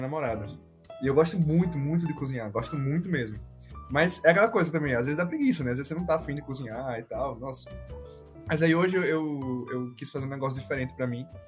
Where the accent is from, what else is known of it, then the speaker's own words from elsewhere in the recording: Maceió, Alagoas, Brazil; eu sou de Maceió